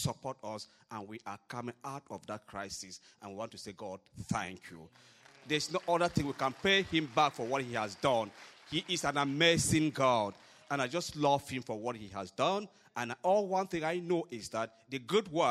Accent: Cameroon; moved away as an adult; also born or lived in Ohio, United States; now in United States; I'm from Cameroon, Africa, and we have been in the U.S. basically for about 4 years.

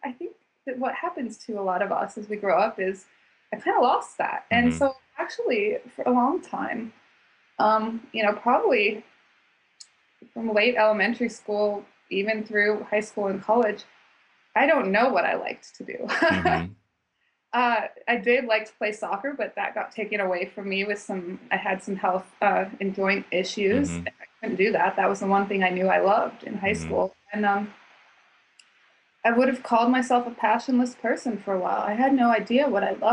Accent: Boise, Idaho, United States; I grew up in Boise, Idaho, which no one knows anything about, but it's a really great place

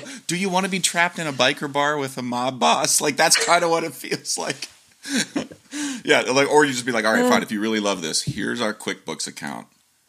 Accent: Humboldt County, California, United States; I'm from Humboldt. Yeah. I'm from Humboldt County. That's like way north and it's all farms

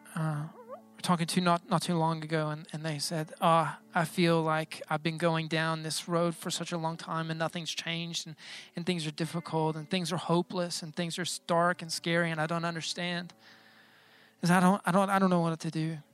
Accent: United States; I'm American, but I'm not so American

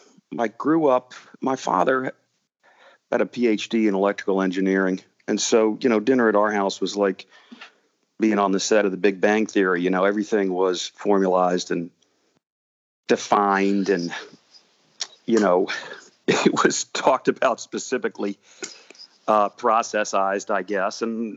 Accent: Washington, District of Columbia, United States; It was in my hometown in Washington, D.C.

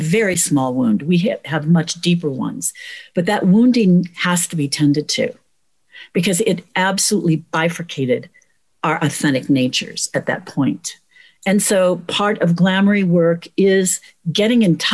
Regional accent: United States; as American women

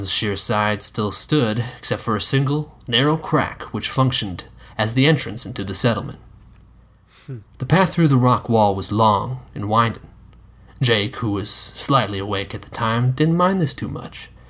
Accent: South Dakota, United States; my home state

